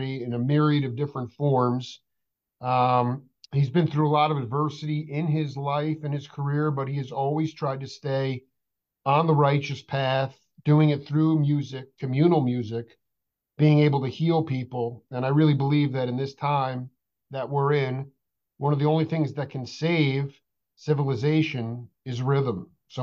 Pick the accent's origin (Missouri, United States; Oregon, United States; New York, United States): New York, United States; Long Island; now in Tucson, United States; I'm from Long Island, but I live in Tucson